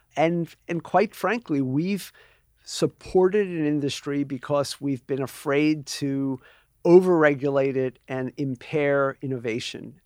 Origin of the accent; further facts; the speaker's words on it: New York City, New York, United States; I'm a New Yorker